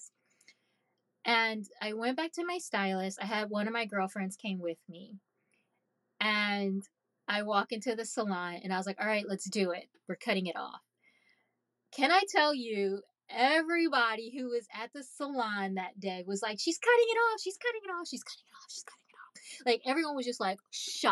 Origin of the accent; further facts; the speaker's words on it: Haiti; moved away; I'm Caribbean. I'm from Haiti.